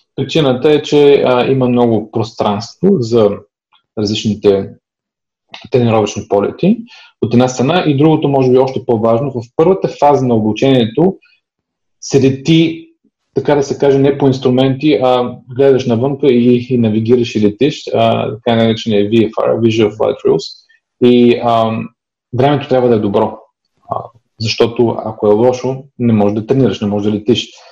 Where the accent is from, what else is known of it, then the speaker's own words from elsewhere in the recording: Sofia, Sofia City, Bulgaria; also born or lived in East Berlin, Germany; now in Germany; само съм роден в Берлин а, и това го пише в паспорта, но съм израсъл в София, в България, до 89-та година